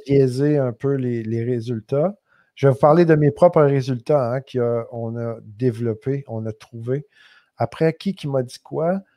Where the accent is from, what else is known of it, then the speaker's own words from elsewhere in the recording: Quebec, Canada; accent: québécois; mon accent québécois